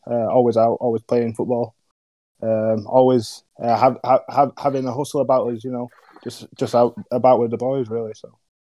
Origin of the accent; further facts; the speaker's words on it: Huddersfield, Yorkshire and the Humber, United Kingdom; I'm a Huddersfield lad. Um, nice nice areas in uh, Paddock